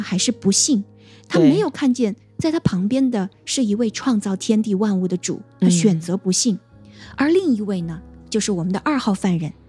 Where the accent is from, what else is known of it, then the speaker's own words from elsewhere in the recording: China; 因为我们中国人不说嘛，就是人之将死，其言也善